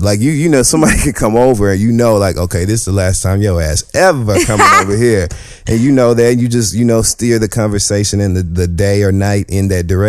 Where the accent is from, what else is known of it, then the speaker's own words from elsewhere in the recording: Michigan, United States; now in New York City, United States; I'm from Michigan.